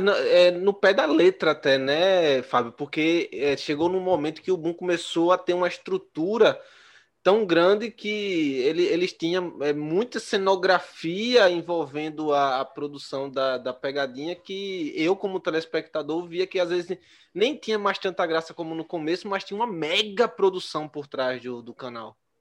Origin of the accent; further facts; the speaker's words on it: Maceió, Alagoas, Brazil; eu sou aqui de Maceió, em Alagoas